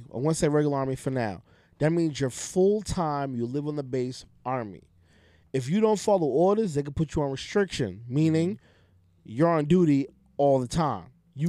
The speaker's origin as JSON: {"language": "English", "town": "Boston", "region": "Massachusetts", "country": "United States", "tie": "born or raised there", "said": "I grew up in Roxbury. I grew up right a block away from Humboldt Ave."}